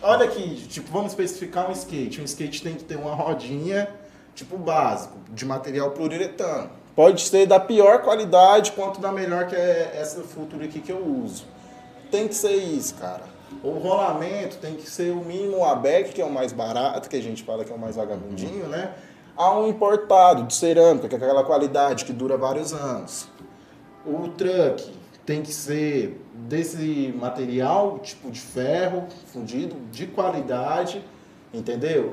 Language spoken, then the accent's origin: Portuguese; Caldas Novas, Goiás, Brazil; also born or lived in Morrinhos, Goiás; Eu sou natural de Morrinhos, mas eu sou criado em Caldas Novas.